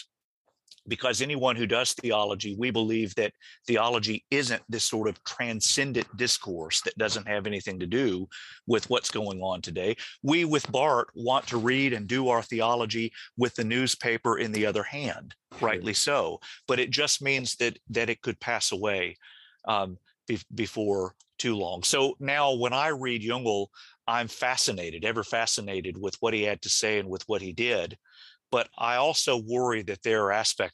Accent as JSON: {"language": "English", "region": "the American South", "country": "United States", "tie": "born or raised there", "said": "I very vividly remember growing up in the American South"}